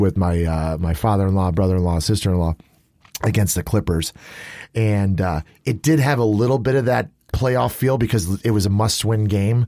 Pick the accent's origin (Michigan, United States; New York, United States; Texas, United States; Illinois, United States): Illinois, United States; suburbs of; growing up in Illinois, in, in the suburbs of Illinois, there's a medieval times in Schaumburg, Illinois, which is like a thirty minute drive from us